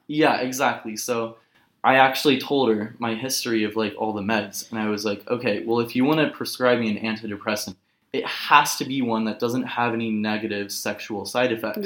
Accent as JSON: {"language": "English", "town": "Los Angeles", "region": "California", "country": "United States", "tie": "born or raised there", "also_born_or_lived": "Berlin", "said": "a rough come down back to my hometown."}